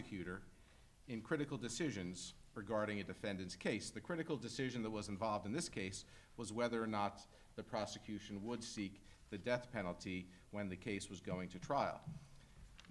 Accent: Philadelphia, Pennsylvania, United States; my home state of Pennsylvania and arose in the city of Philadelphia, which is where I was born so many years ago

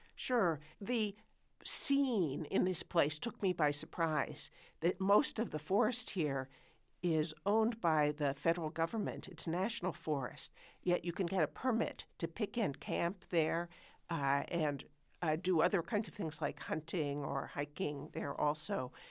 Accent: United States; as an American

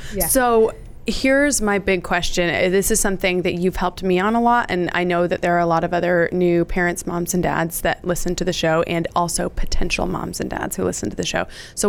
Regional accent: Idaho, United States; moved away as an adult; now in Dallas, United States; So we're all from Idaho, or we were raised in Idaho, my brothers and I. I live in Dallas.

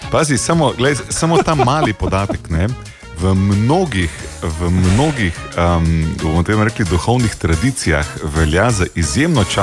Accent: Slovenia; mi, Slovenci, smo se nekoliko bolj um, razočarani zaradi tega

